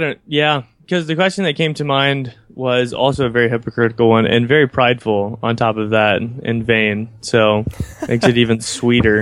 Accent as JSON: {"language": "English", "country": "United States", "tie": "born or raised there", "said": "where I grew up in the United States"}